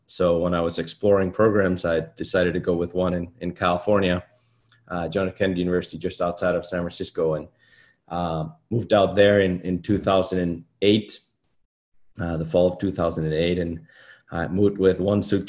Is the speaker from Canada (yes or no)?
no; Iceland; moved away as an adult; now in United States; I'm from Iceland